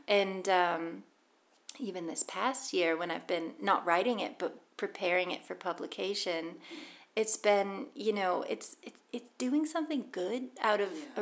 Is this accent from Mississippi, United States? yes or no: no; Boston, Massachusetts, United States; moved away as an adult; now in Scotland, United Kingdom; I've lived in Scotland 13 years, but I'm American. I'm from Boston and um, growing up, we would go to baseball games